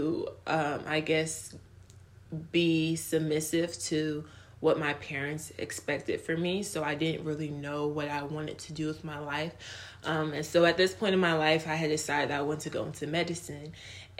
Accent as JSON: {"language": "English", "country": "United States", "tie": "born or raised there", "also_born_or_lived": "Nigeria", "said": "I grew up in America"}